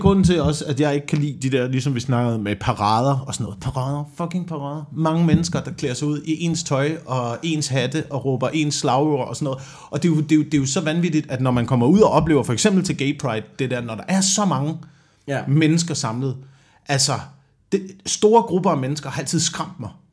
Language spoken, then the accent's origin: Danish; near Slagelse, Zealand, Denmark; jeg er bare heldig og er blevet skudt ud øh, ja, ja. i nærheden af Slagelse på Sjælland